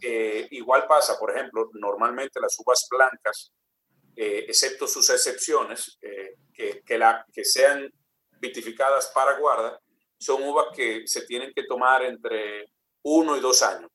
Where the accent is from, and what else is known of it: Dominican Republic